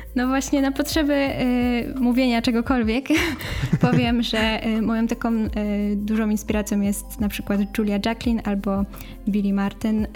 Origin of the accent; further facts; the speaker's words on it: Cieszyn, Silesian Voivodeship, Poland; ja jestem z Cieszyna